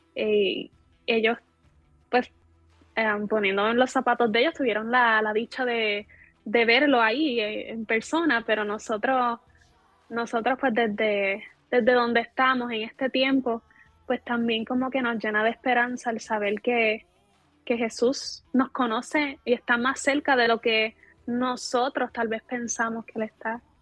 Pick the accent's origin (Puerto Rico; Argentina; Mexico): Puerto Rico; soy de Puerto Rico